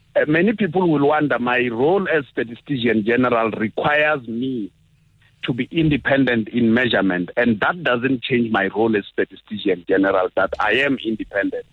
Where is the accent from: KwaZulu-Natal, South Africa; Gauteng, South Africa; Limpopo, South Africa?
Limpopo, South Africa; Mopani; moved away; That I was born in Mopani doesn't uh, uh, change the fact that I was born in Limpopo